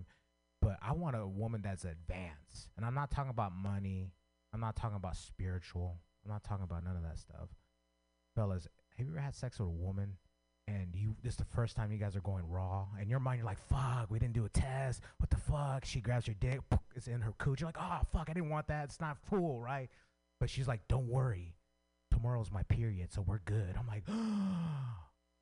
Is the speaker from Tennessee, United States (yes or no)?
no; San Francisco, California, United States; I grew up in San Francisco